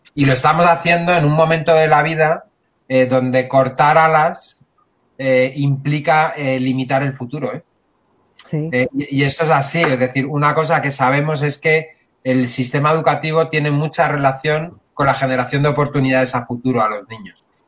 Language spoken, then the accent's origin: Spanish; Spain